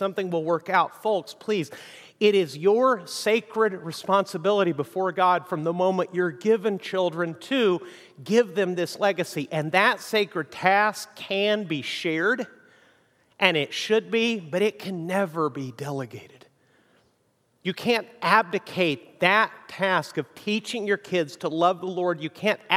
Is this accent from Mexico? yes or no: yes; Mexico; moved away; also born or lived in United States; I grew up in Mexico